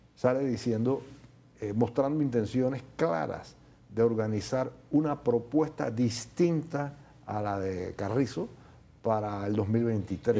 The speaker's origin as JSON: {"language": "Spanish", "country": "Panama", "said": "Nosotros los panameños"}